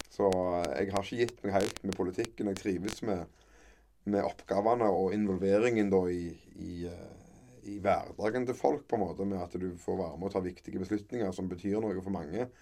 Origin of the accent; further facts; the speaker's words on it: Kverneland, Rogaland, Norway; accent: mixed Jæren dialect; also born or lived in Sandnes; vi, er vel født og oppvokst på Frøyland